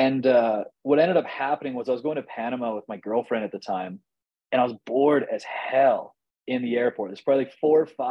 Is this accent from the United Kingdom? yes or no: no; Canada; I'm Canadian.